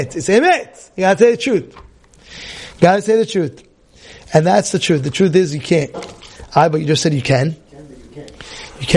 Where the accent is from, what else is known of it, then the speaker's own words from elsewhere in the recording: New York City, New York, United States; Growing up, I was growing up as a kid in Brooklyn, New York.